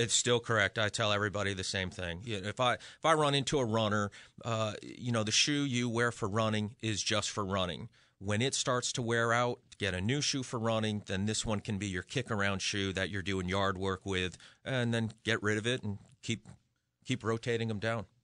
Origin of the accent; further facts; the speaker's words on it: Western Massachusetts, United States; now in Connecticut, United States; I'm originally from Western Mass. So for me, this is coming home